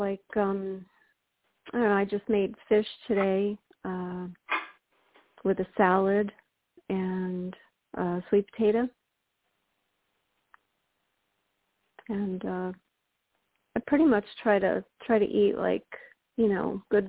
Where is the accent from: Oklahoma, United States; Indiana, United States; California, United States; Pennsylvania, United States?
Pennsylvania, United States; Northeast; I'm from Northeast Pennsylvania